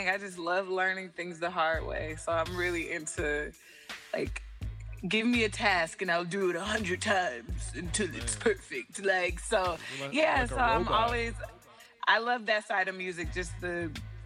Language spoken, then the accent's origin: English; Atlanta, Georgia, United States; also born or lived in New York / Ohio; I am from Atlanta. I'm from Atlanta, to be specific, a little outside of Atlanta